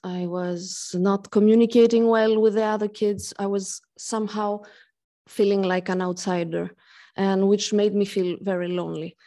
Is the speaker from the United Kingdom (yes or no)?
no; Greece; now in Switzerland; I come from Greece. I'm half Greek, half French, and I live in Switzerland